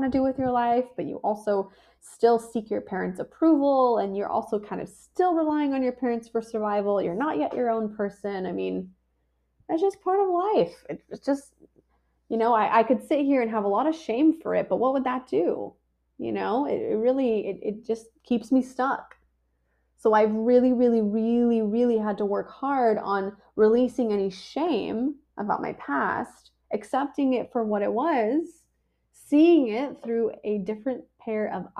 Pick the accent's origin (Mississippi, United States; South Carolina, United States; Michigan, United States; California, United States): California, United States; San Diego; I was born in La Jolla, California, in a cute little hospital